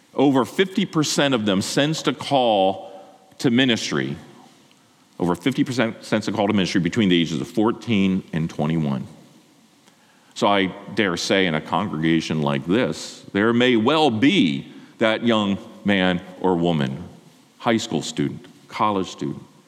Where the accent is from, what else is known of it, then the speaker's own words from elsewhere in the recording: Lancaster County, Pennsylvania, United States; I grew up in Lancaster County, uh, Amish and Mennonite, who are pacifists.